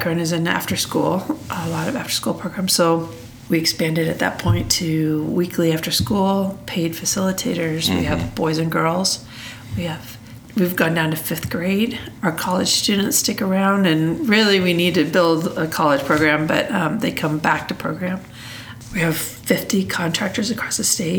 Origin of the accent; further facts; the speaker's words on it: Des Moines, Iowa, United States; moved away as an adult; I'm from Des Moines, Iowa